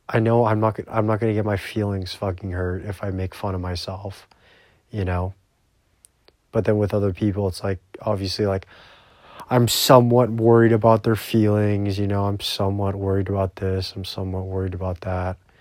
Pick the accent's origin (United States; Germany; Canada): Canada; I'm Canadian.